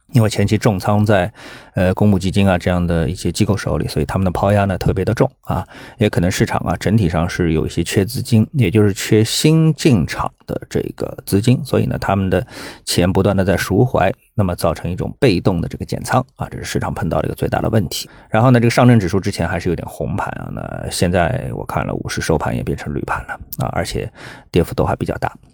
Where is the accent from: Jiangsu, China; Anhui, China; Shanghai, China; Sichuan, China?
Shanghai, China; 我们上海人